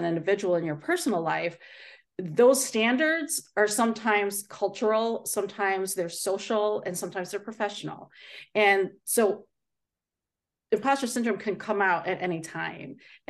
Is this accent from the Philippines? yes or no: yes; Philippines; And I say, because I am Asian, because I'm Filipino, sometimes I feel that people think differently